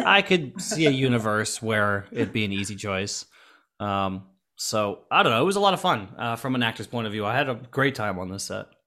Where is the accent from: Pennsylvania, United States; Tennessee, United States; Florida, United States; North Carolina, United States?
Florida, United States; I grew up in Florida and I went to Halloween Horror Nights all the time